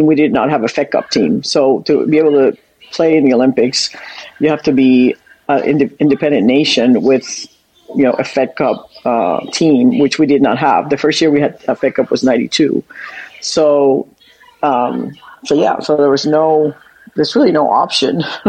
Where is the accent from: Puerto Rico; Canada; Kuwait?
Puerto Rico; moved away as an adult; I grew up in Puerto Rico until I was 18